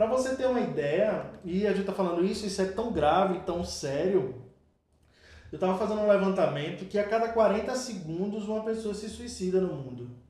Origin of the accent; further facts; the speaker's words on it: Olinda, Pernambuco, Brazil; moved away as an adult; now in Toritama, Brazil; Eu sou de Olinda e vim para Toritama, que é um interior de Pernambuco, é um polo de produção de confecção.